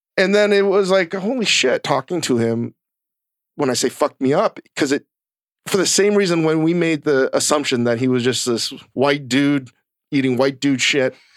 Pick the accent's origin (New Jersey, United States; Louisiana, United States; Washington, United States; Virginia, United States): Virginia, United States; growing up in Virginia